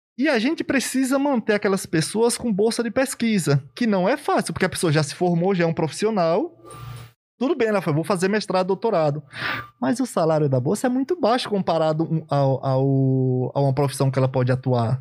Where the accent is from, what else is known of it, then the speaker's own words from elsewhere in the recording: sertão of Bahia, Brazil; moved away; also born or lived in Euclides da Cunha, Bahia; lá do sertão da Bahia, lá no interiorzão e tal, e... e... Não estudava, não tinha cultura de estudar. Eu trabalhava na roça desde 7, 8 anos